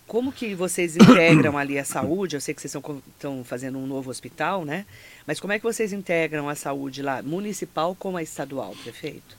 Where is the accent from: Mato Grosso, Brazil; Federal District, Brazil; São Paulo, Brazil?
São Paulo, Brazil; Alto Tietê region; para nós, que somos de Mogi, Suzano, Poá, Ferraz, Itaquá